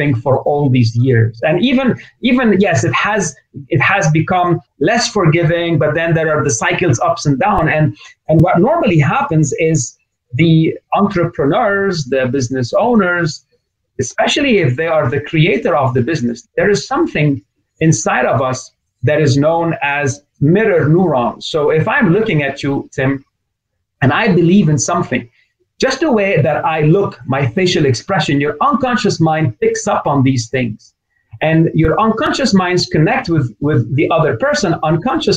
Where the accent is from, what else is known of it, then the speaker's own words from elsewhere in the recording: Lebanon; moved away; also born or lived in North America; I grew up in Lebanon, but I've been educated and had my business in North America